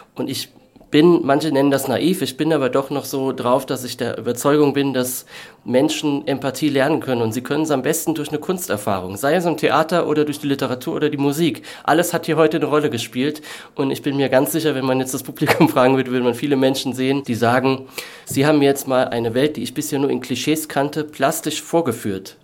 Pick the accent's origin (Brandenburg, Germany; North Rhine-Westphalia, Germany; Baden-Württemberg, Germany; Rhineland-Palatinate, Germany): Rhineland-Palatinate, Germany; Kaiserslautern; moved away; meine Heimatstadt Kaiserslautern